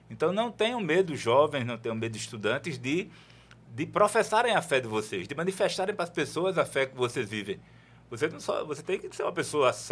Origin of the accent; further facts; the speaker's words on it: Natal, Rio Grande do Norte, Brazil; Sou de Natal